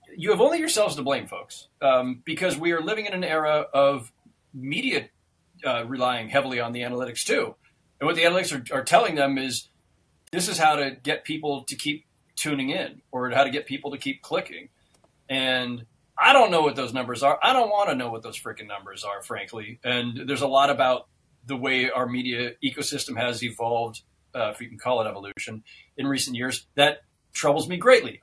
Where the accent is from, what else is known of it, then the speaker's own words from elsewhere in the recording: Bay Area, California, United States; moved away as an adult; also born or lived in Los Angeles; as a kid growing up in the Bay Area, I was raised to you know despise all things